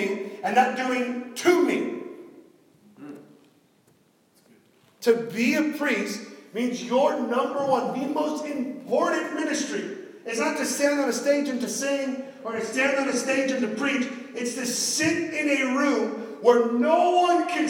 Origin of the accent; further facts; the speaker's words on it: Miami, Florida, United States; accent: Miami; My Miami accent's coming out